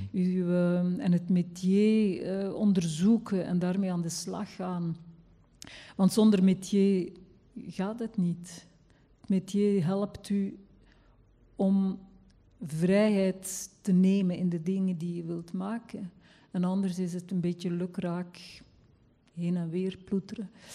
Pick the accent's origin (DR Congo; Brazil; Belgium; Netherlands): Belgium; West Flanders; accent: West Flemish; ik ben zelf West-Vlaamse